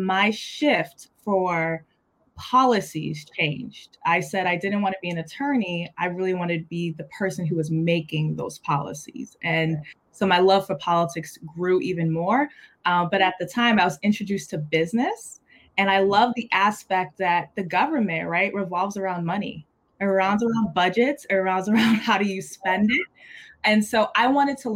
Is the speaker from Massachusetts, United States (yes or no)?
yes; Everett, Massachusetts, United States; they settled in Everett, where I grew up. And so Everett has been my hometown